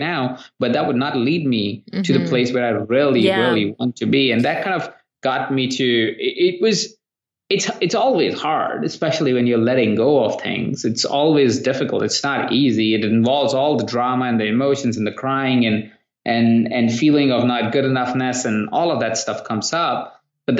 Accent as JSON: {"language": "English", "country": "India", "moved": "yes", "said": "I come from India where we don't have credit cards and not a great credit system"}